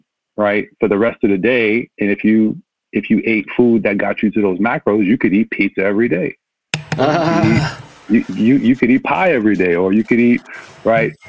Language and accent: English; New York City, New York, United States; also born or lived in Manhattan; Yeah, I'm born in Manhattan, literally born in Manhattan, raised in Brooklyn